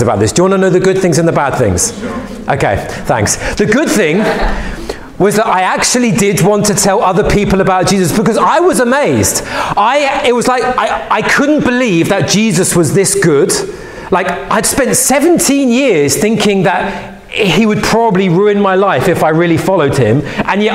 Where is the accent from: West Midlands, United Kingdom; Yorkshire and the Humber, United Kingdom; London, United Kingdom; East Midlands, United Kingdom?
London, United Kingdom; I was a young boy growing up in West London